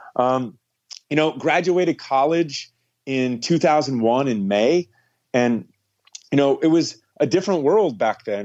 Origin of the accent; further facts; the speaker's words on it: Florida, United States; also born or lived in Ohio / Gainesville, Florida; Moved with my mom down to Florida